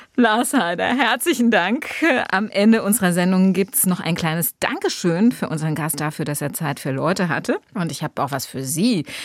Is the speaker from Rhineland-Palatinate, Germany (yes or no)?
yes; Rhineland-Palatinate, Germany; als Rheinland-Pfälzerin